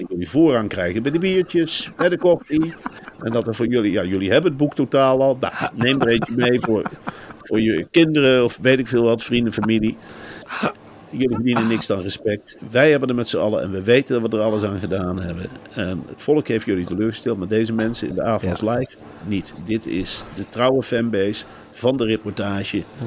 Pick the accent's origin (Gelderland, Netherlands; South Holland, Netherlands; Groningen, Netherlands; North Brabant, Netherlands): Gelderland, Netherlands; Arnhem; ik kom uit Arnhem